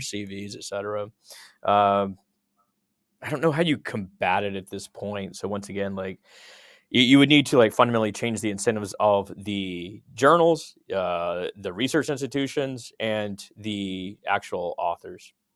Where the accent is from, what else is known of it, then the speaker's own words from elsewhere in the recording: Texas, United States; I grew up in Texas